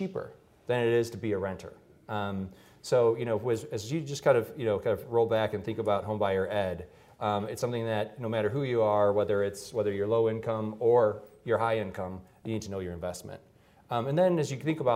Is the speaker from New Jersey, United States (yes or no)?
no; Detroit, Michigan, United States; blue collar family growing up in Detroit